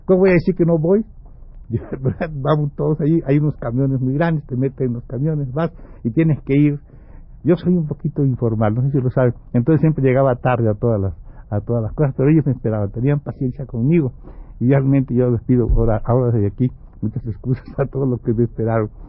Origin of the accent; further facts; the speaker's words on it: Mexico; entonces éramos un compañero cubano, un compañero eh, este, ecuatoriano, un chicano y yo, que creo que soy mexicano.